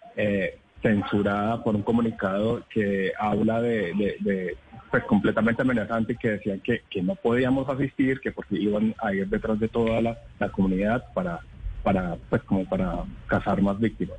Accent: Villavicencio, Meta, Colombia; also born or lived in Bogotá; now in Medellín, Colombia; yo soy de Villavicencio, viví mucho tiempo en Bogotá

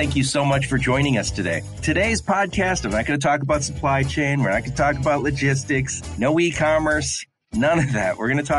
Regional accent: Dearborn, Michigan, United States; I grew up with Larry in Dearborn, Michigan

